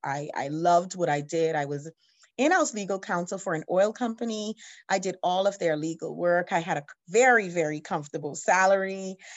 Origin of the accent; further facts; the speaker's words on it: Atlanta, Georgia, United States; now in Bahamas; I'm from the Bahamas, but part of my education, I grew up in America. I lived in Atlanta, Georgia